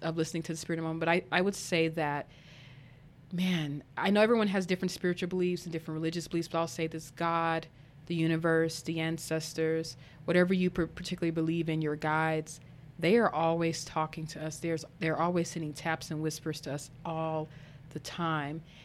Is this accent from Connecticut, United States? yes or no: no; Arkansas, United States; moved away; also born or lived in Colorado; I grew up in, in, in Arkansas